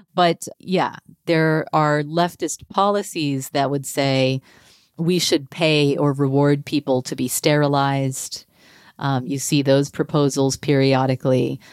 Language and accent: English; North Texas, United States; moved away; I grew up in North Texas